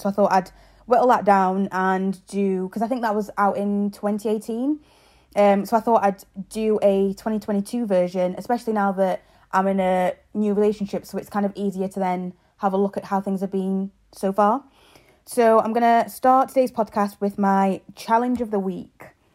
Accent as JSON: {"language": "English", "region": "England", "country": "United Kingdom", "tie": "born or raised there", "also_born_or_lived": "Zambia", "moved": "as an adult", "lives_now": "Ireland", "said": "I was born in Zambia, grew up in England and now live in Ireland."}